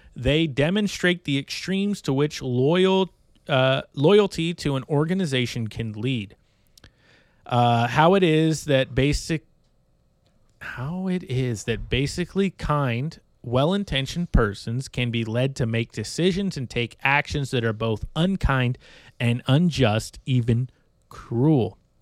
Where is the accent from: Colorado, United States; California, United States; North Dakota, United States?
California, United States; Bay Area; now in Iowa, United States; growing up in the Bay Area, California